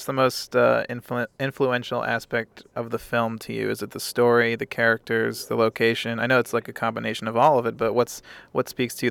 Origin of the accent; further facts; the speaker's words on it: Maryland, United States; I grew up in Maryland, so we had some big winters.